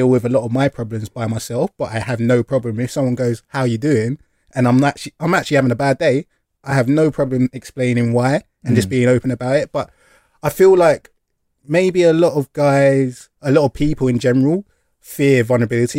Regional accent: London, United Kingdom; moved away as an adult; now in Bristol, United Kingdom; We are from London

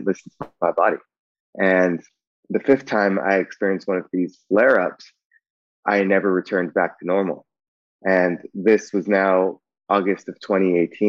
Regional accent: Bay Area, California, United States; I grew up in the Bay Area

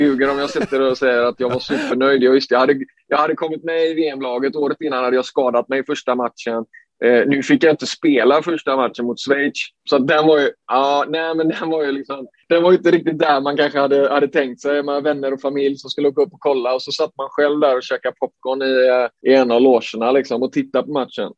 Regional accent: Sweden; som svensk

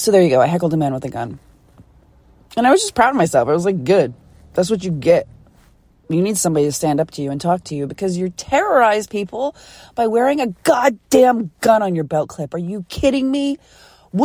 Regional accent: Philadelphia, Pennsylvania, United States; I'm from Philly.

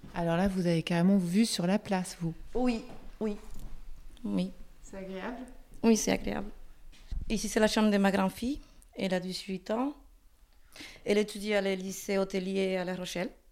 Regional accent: Dominican Republic; French is a second language; also born or lived in Chaillé, France; now in Île-d'Elle, France; Je suis de République dominicaine

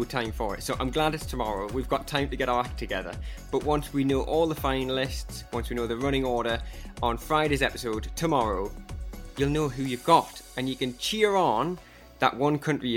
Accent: Newcastle upon Tyne, North East England, United Kingdom; So I'm from a city called Newcastle in the north of England

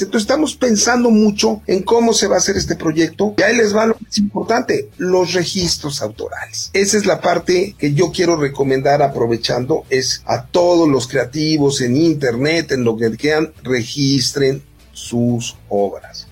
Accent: Mexico; nosotros como mexicanos

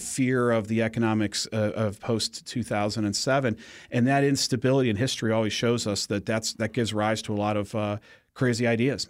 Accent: Cleveland, Ohio, United States; moved away; when I was growing up in Ohio

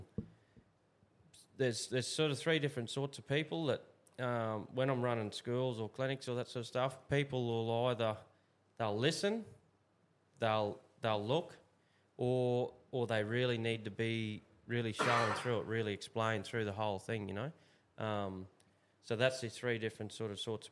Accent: Australia; We grew up in Clifton Station and spent my life there

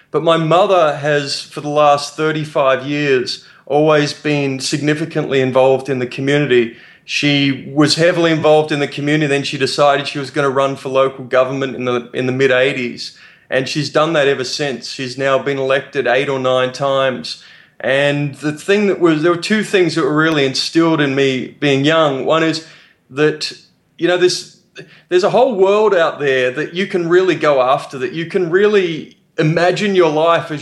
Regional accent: Australia; I'm from Australia. My parents are English immigrants who moved to Australia in the 60s

